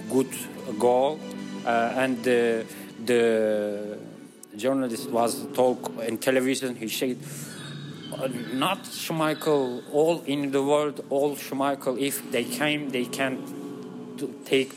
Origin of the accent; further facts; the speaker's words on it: Istanbul, Turkey; English is a second language; from Istanbul.